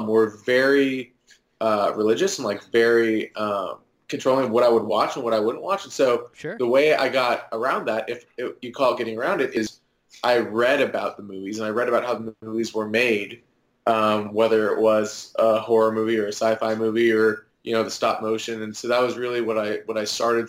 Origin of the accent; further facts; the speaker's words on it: Dallas, Texas, United States; I'm from Dallas. Born and raised in Dallas